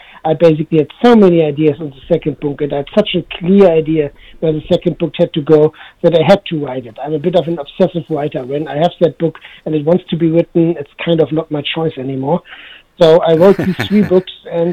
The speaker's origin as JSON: {"language": "English", "region": "Hamburg", "country": "Germany", "tie": "born or raised there", "said": "I'm in Germany right now, in Hamburg, my hometown."}